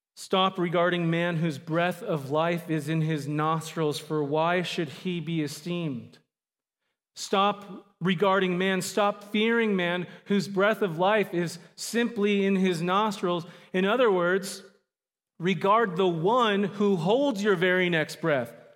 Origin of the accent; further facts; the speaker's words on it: Phoenix, Arizona, United States; also born or lived in Southern California / Mesa, Arizona; I'm primarily from Phoenix, Arizona area. I was born in Southern California, uh, but most of my life I've lived in Phoenix